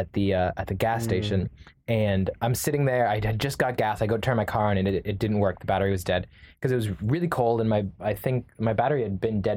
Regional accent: Canada; My wife is from we're from Canada, but my wife is Brazilian.

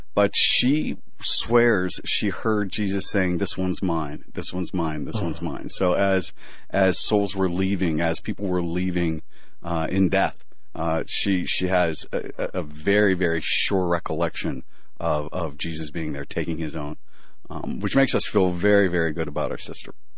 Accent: Pennsylvania, United States; moved away as an adult; also born or lived in Manhattan, New York; I grew up in uh in Pennsylvania

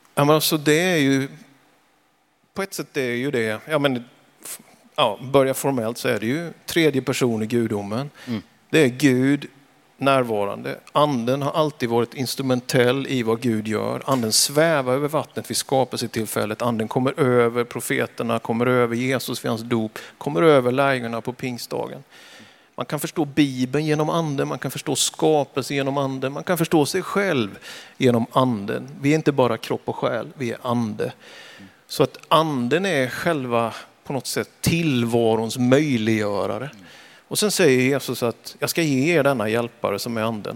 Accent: Vetlanda, Jönköping County, Sweden; now in Västerås, Sweden; Jag är född i Vetlanda kommun, en liten by som heter Björkeby, 1971

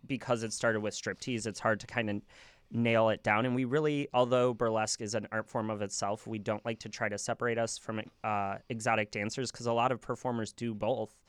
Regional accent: Cary, Illinois, United States; "Cary," 'cause that's where, you know, I grew up

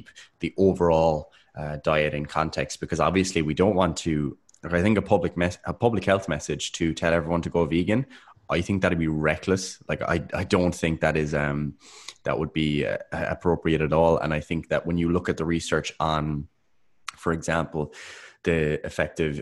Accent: Ireland; we're Irish

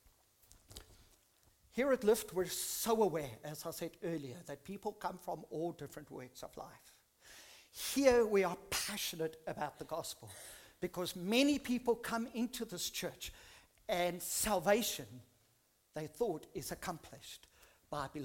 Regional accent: South Africa; I grew up in South Africa in a Dutch Reformed church when I was very, very young

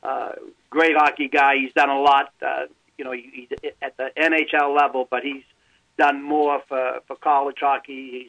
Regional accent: Melrose, Massachusetts, United States; I'm a Melrose guy

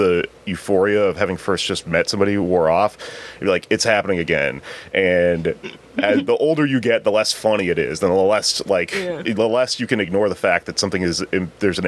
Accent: Texas, United States; I'm from Texas

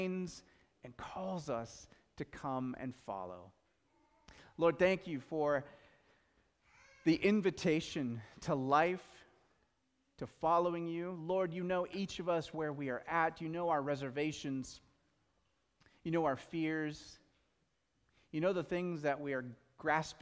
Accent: Pacific Northwest, United States; We're from the Pacific Northwest.

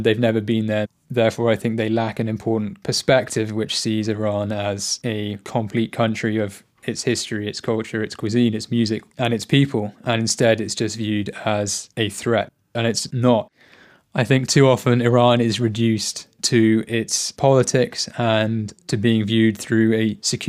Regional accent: England, United Kingdom; my experience as an Englishman

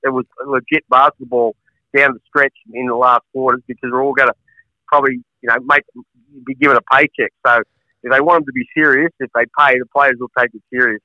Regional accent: Melbourne, Victoria, Australia; now in Ballarat, Australia; I was born in Collingwood

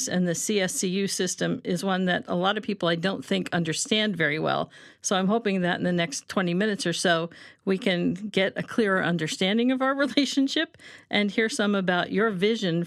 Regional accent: Ohio, United States; now in Connecticut, United States; I'm originally from Ohio

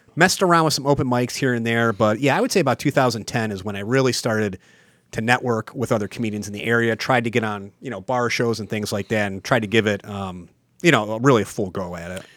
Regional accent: Mayfield, Ohio, United States; I'm from the East Side, I'm from Mayfield

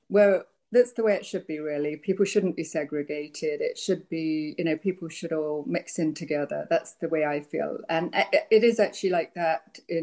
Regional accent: England, United Kingdom; now in United States; I grew up in England, so there was no chance of me even seeing a gun

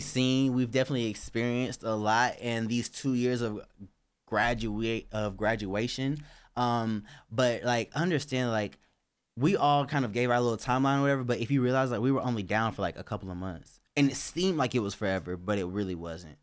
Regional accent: Georgia, United States; my home state, Georgia

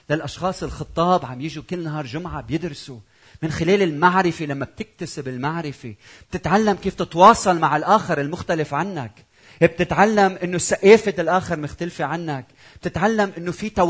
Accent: Lebanon; بتعرفوا انا لبناني زوجتي مش لبنانيه

